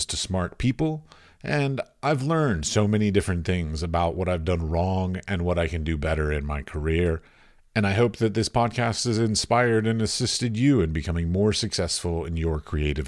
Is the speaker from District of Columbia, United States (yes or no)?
yes; Washington, District of Columbia, United States; also born or lived in United Arab Emirates; now in Europe; I was raised in Washington D.C.